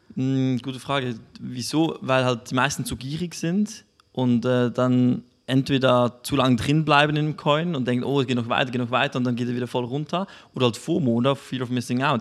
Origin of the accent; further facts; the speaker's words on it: Switzerland; bei uns in der Schweiz